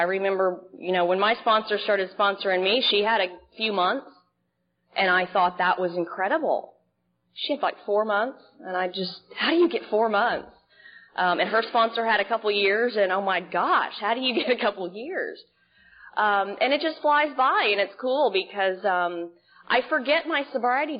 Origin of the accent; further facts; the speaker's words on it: Dallas, Texas, United States; moved away as an adult; also born or lived in Dana Point, California; now in Seal Beach, United States; I'm originally from Dallas, Texas